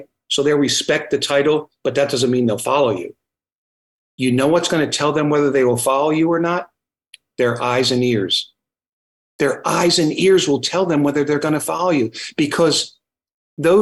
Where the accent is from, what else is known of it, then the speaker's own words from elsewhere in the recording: New Jersey, United States; now in Virginia, United States; I'm from New Jersey, so that's why when I get excited, I talk fast